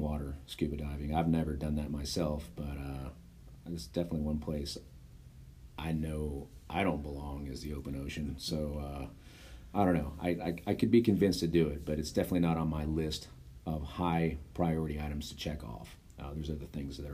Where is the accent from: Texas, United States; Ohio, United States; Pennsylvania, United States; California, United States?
Texas, United States; Garland; I grew up in Garland.